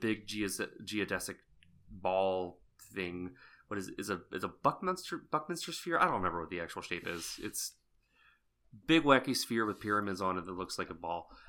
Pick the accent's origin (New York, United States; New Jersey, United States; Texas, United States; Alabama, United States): Texas, United States; Southeast; I grew up in Southeast Texas